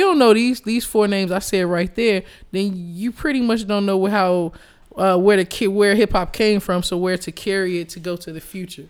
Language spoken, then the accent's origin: English; Chicago, Illinois, United States; Chicago. I was born and raised in Hyde Park